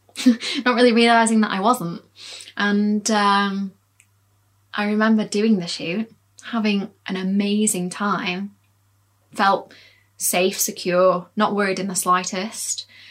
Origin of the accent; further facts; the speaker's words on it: Leeds, Yorkshire and the Humber, United Kingdom; I was born in Leeds